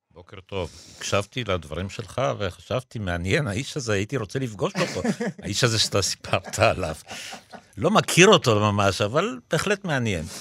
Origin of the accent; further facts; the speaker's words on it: Israel; also born or lived in Poland; אנחנו עלינו לארץ מפולין, ואני עליתי כילד